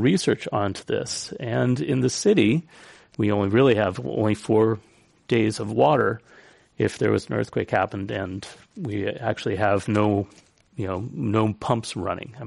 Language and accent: English; San Francisco, California, United States; Now, I'm a San Franciscan